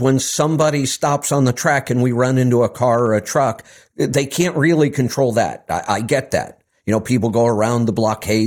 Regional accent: Cleveland, Ohio, United States; moved away; my hometown, one of the suburbs of Cleveland

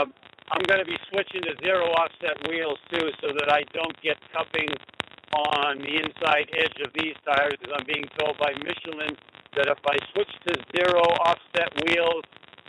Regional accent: Denver, Colorado, United States; Actually, driving through Nebraska, but from Denver.

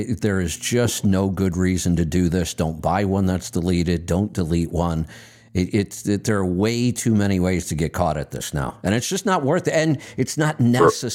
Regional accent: Streetsboro, Ohio, United States; I grew up in Streetsboro, Ohio, exit 13 on the Ohio Turnpike back then.

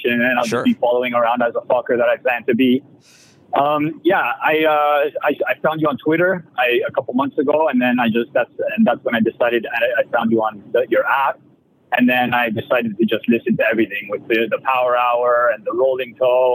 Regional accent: Canada; I'm a Canadian

